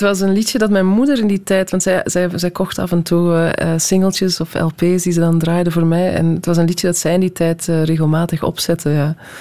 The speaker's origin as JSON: {"language": "Dutch", "country": "Belgium", "tie": "born or raised there", "also_born_or_lived": "Netherlands", "said": "ik ben in Nederland geboren, onmiddellijk naar België gekomen. Dan heb ik twee of drie jaar in Nederland gewoond. en zijn we terug naar België gekomen."}